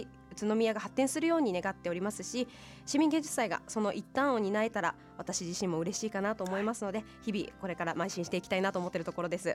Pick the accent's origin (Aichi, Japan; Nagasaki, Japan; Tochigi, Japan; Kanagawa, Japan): Tochigi, Japan; Ōtawara; 栃木県の大田原市になります